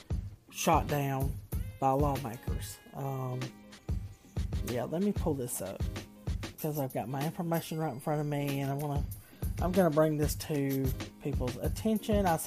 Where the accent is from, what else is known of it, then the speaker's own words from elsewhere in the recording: the South, United States; I am from the South. Being in the South